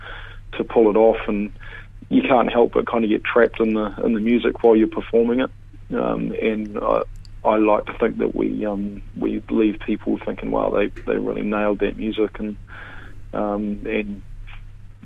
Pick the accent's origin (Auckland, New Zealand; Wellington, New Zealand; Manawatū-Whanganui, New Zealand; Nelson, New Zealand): Manawatū-Whanganui, New Zealand; Palmerston North; I'm from Palmy.